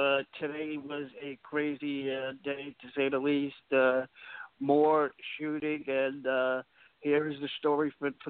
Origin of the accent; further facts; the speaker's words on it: New York City, New York, United States; my hometown here in Brooklyn.